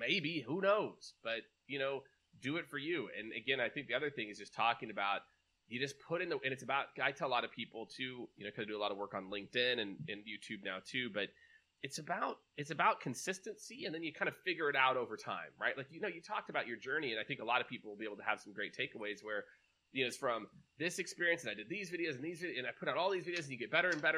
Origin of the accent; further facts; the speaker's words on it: Kansas City, United States; also born or lived in New York; now in Austin, United States; I'm originally from Kansas City